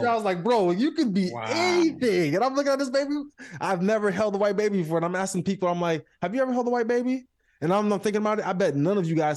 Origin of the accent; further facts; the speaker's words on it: Lantana, Florida, United States; when we were growing up in Lantana